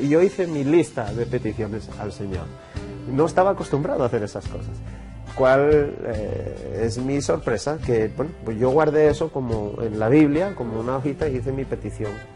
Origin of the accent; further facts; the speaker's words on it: Oviedo, Asturias, Spain; moved away as an adult; also born or lived in Brazil; now in Colombia; Nací en Oviedo